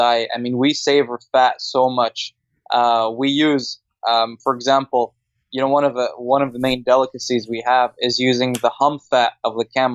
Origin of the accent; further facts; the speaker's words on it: Saudi Arabia; now in Australia; my hometown. Saudi Arabia